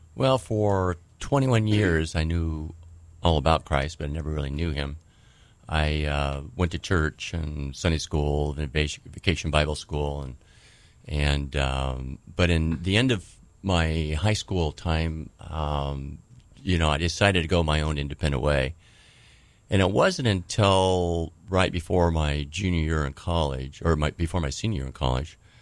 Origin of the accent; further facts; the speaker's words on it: Vancouver, Washington, United States; also born or lived in Tri-Cities, Washington; I was born in Vancouver, Washington.